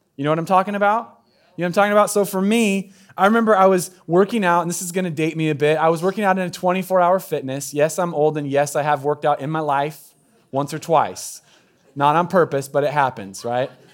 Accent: Southern Oregon, United States; moved away; I'm from Southern Oregon, so we use words like gussy up down there

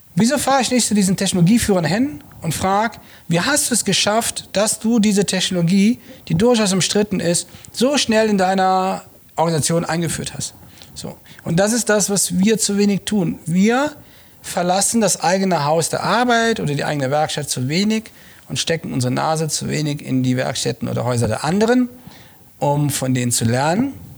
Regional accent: Langerwehe, North Rhine-Westphalia, Germany; moved away as an adult; also born or lived in Munich; now in Regensburg, Germany; ich bin ja in Langerwehe groß geworden, äh, zwischen Köln und Aachen

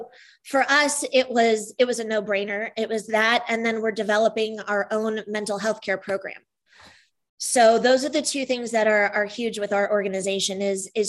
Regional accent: Danville, United States; I grew up in Danville

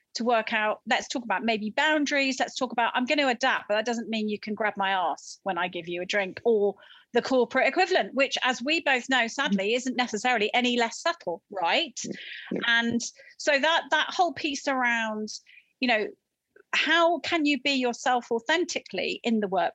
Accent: Barnstaple, South West England, United Kingdom; I mean, I come from North Devon, Barnstable was 45,000 people, so it was bigger than your village

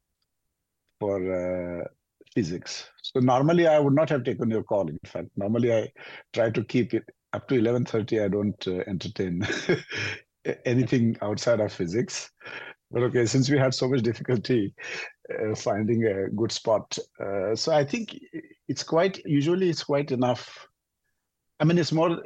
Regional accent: India; moved away as an adult; I also grew up in a small village in India.

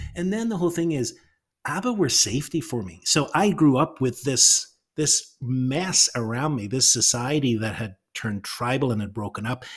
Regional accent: Northern Ireland, United Kingdom; moved away; coming out of Northern Ireland

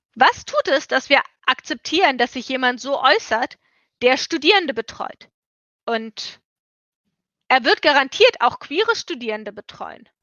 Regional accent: Germany; ich bin aus Deutschland, ich habe einen europäischen Pass

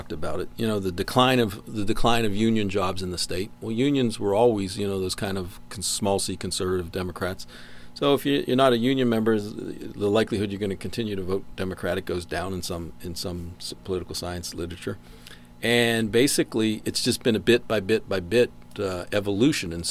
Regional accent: Pittsburgh, Pennsylvania, United States; now in West Virginia, United States; I grew up in Pittsburgh

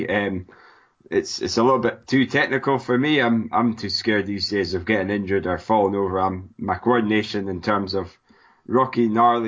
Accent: Scotland, United Kingdom; Sounds like I'm from Scotland

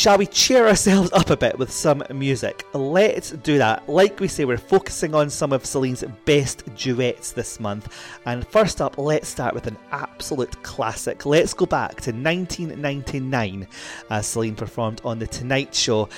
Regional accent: Scotland, United Kingdom; my home country in Scotland

